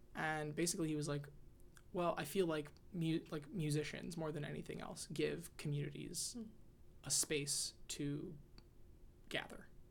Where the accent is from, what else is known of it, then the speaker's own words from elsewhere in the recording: Texas, United States; now in Washington, D.C., United States; growing up in Texas